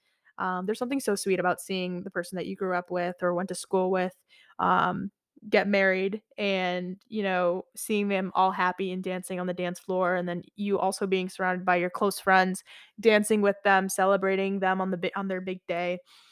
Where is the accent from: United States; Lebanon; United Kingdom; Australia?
Lebanon; Beirut, Beirut Governorate; moved away; Then I went back to my home country. I'm Lebanese. So I went back after 12 years to Lebanon. I'm from Beirut, Lebanon, or Beirut, Lebanon.